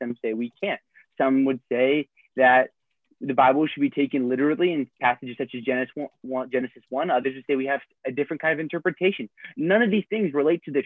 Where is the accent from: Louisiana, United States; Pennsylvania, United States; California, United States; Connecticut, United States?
Pennsylvania, United States; State College; I'm from State College, Pennsylvania